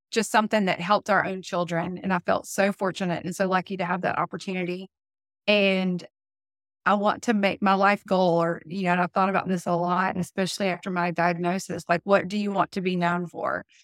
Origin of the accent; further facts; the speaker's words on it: the South, United States; accent: southern; I know my southern accent comes out the Red Barn